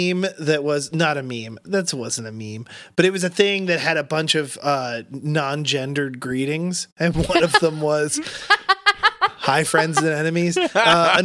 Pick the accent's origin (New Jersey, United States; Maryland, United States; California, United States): New Jersey, United States; I grew up like 20 minutes outside of Philly